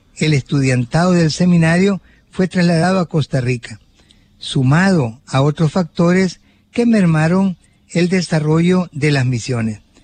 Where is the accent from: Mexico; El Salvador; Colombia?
El Salvador; Suchitoto, Cuscatlán; allá en mi pueblo natal de Suchitoto